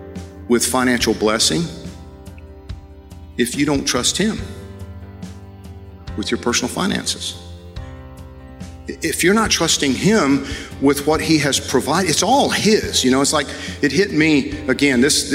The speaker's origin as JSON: {"language": "English", "region": "Georgia", "country": "United States", "said": "I came here from Georgia as a missionary and training missionaries to go into mostly Central America, South America, the Caribbean"}